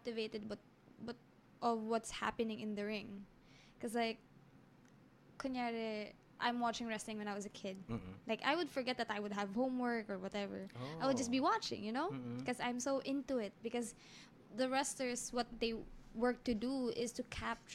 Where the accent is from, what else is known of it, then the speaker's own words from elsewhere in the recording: Olongapo, Central Luzon, Philippines; I grew up in Subic